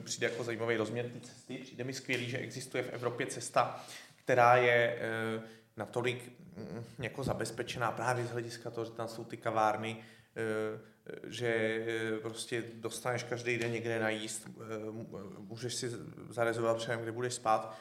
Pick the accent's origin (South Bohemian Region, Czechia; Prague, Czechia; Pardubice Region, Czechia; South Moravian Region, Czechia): South Bohemian Region, Czechia; České Budějovice; Já ten rok na to jsem šel z Český Budějovic do Říma